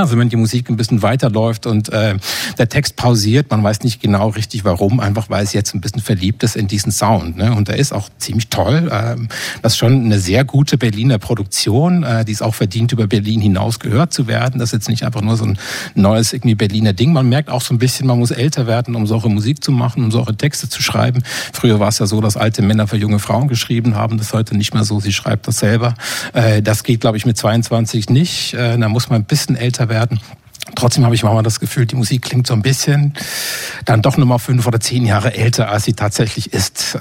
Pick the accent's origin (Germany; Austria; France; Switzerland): Switzerland; moved away; meiner Heimat der Schweiz